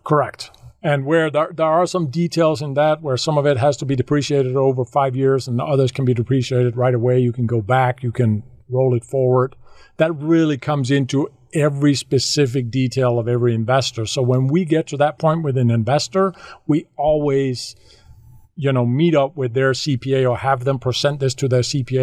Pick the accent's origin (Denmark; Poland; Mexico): Denmark; moved away as an adult; I, I, am from Denmark. I grew up in Denmark uh, the first 40 years of my life there